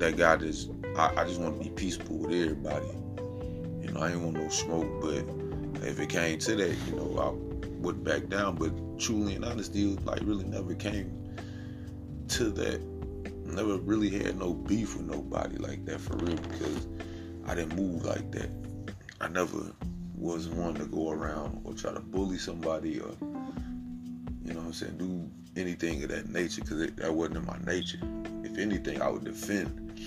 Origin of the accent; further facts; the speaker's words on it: Midwest, United States; growing up in the Midwest